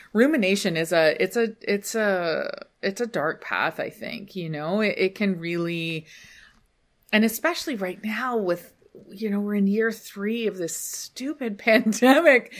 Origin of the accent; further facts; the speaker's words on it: United Kingdom; we're British